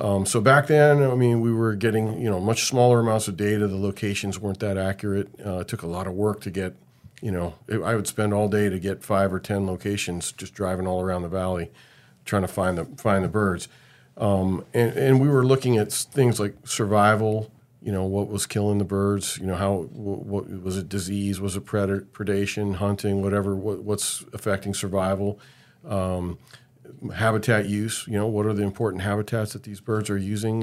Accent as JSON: {"language": "English", "area": "Bay Area", "region": "California", "country": "United States", "tie": "born or raised there", "said": "I grew up in the Bay Area"}